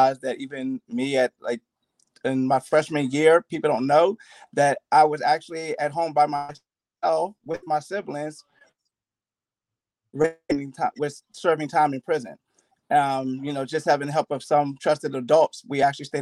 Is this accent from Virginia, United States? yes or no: yes; Northern Virginia, United States; also born or lived in North Carolina; now in Winchester, United States; I was born in North Carolina, grew up in Northern Virginia area